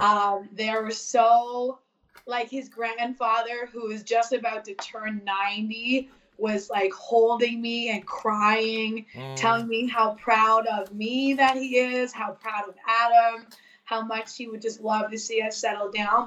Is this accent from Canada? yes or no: yes; Newfoundland and Labrador, Canada; we're from Newfoundland